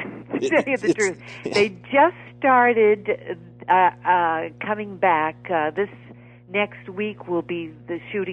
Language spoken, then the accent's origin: English; New England, United States; I come from New England